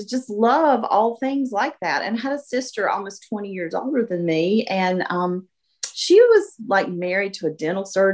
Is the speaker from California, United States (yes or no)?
no; Gastonia, North Carolina, United States; I was born and raised in Gastonia